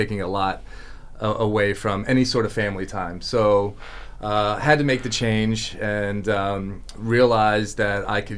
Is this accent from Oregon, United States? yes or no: no; Palm Beach County, Florida, United States; born and raised in Palm Beach County